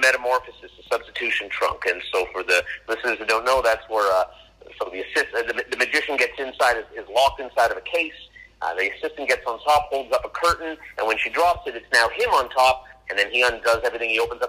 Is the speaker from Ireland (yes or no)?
no; Canada; I'm Canadian